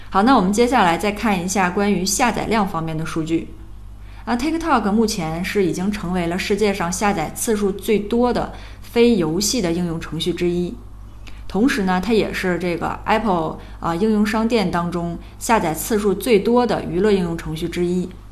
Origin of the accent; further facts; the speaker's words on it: China; 但其实这些方法呢也并不完全适用我们中国人